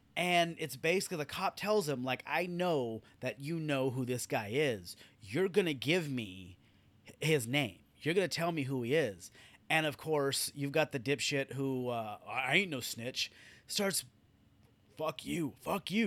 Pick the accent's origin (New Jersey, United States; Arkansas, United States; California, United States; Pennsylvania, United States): California, United States; And I'm born and raised in California.